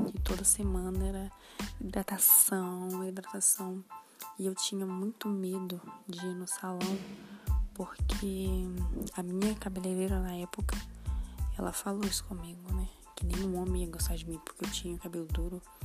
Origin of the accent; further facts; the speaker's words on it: Minas Gerais, Brazil; tenho 21 anos e sou de Minas Gerais.